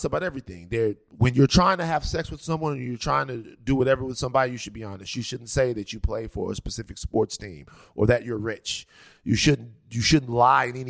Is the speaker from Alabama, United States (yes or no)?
no; Baton Rouge, Louisiana, United States; I'm from Baton Rouge, Louisiana